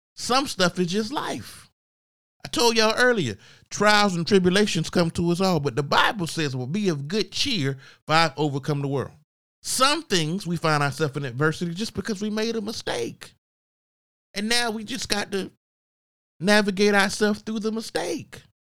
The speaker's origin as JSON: {"language": "English", "town": "Augusta", "region": "Georgia", "country": "United States", "moved": "yes", "said": "I wasn't living in Augusta, I'm from Augusta, Georgia"}